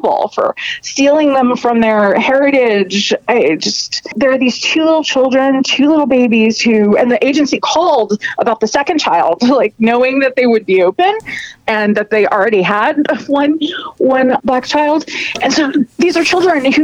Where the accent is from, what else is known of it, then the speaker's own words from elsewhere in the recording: New York, United States; as a New Yorker